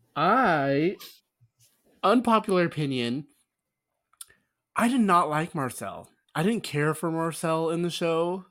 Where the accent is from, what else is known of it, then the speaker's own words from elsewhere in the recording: New York, United States; I'm a New Yorker